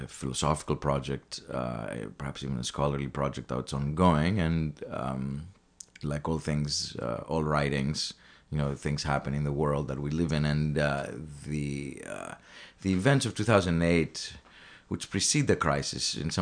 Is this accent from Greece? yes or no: yes; Athens, Attica, Greece; moved away as an adult; also born or lived in Los Angeles, United States / New York, United States; I was born, actually, in Los Angeles, in Hollywood, in fact. Though I grew up in Athens, my parents went back when I was 9 months old